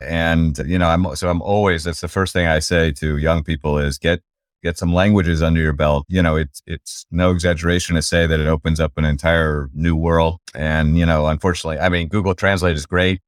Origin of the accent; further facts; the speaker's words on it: Washington, United States; had the experience that, of growing up in Washington